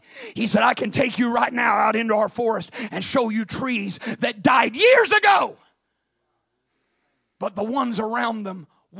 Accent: Midwest, United States; I grew up in the Midwest. And then we didn't have all the pine trees like you've got down here, but we had big hardwood forests

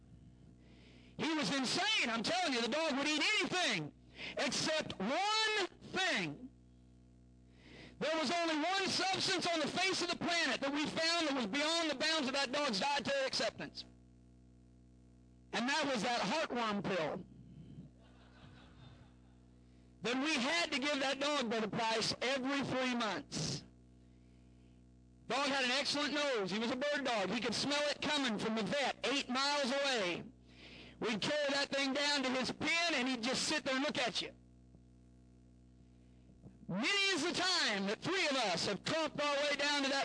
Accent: Southern Illinois, United States; I grew up in Southern Illinois

